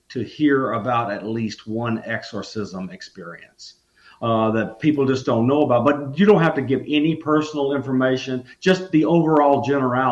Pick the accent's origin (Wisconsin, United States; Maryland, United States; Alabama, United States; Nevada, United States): Alabama, United States; Grove Hill; moved away as an adult; also born or lived in Lebanon, Tennessee; I grew up in Southwest Alabama, and it was near the Creek Indian Nation.